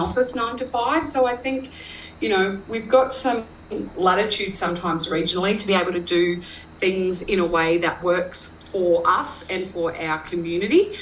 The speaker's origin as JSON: {"language": "English", "area": "north of Roma", "region": "Western Queensland", "country": "Australia", "tie": "born or raised there", "lives_now": "Goondiwindi, Australia", "said": "I grew up in Western Queensland, um, north of Roma, uh, on my family's um, grazing property."}